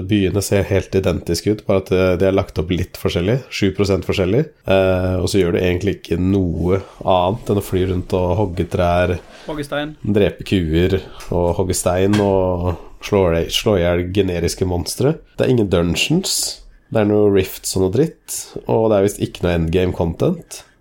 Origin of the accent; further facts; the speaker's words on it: Denmark; Altså, jeg er jo dansk.